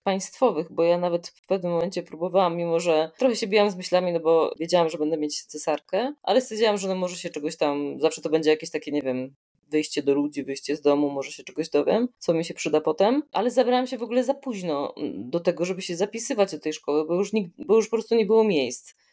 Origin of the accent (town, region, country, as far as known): Poland; moved away as an adult; now in Italy